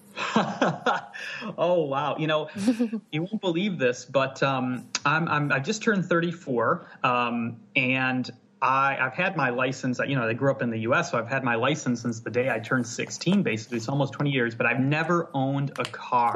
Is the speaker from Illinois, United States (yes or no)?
yes; near Chicago, Illinois, United States; moved away as an adult; now in Scotland, United Kingdom; I'm in Scotland now, but I grew up in the Midwest. I grew up near Chicago, but out uh, in the countryside